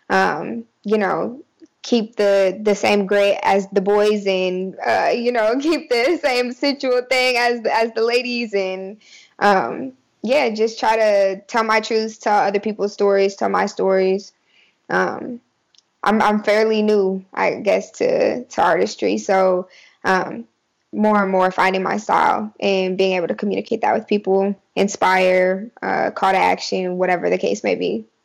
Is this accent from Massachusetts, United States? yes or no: no; Murfreesboro, Tennessee, United States; born there; also born or lived in Hawaii; I was born in Murfreesboro, Tennessee. Um, but I was raised a little bit of everywhere.